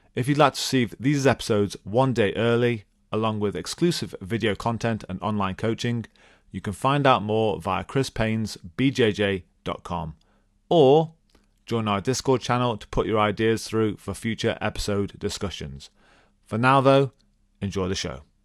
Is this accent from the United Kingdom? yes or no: yes; England, United Kingdom; accent: English; I am English